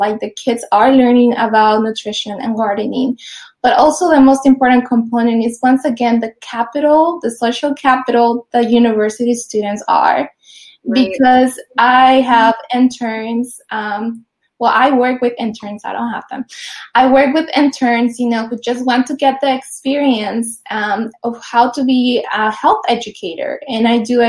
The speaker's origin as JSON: {"language": "English", "region": "Mexico City", "country": "Mexico", "tie": "born or raised there", "moved": "yes", "lives_now": "Los Angeles, United States", "said": "I grew up in Mexico City, so it was like a concrete jungle, just like Los Angeles, where I currently live."}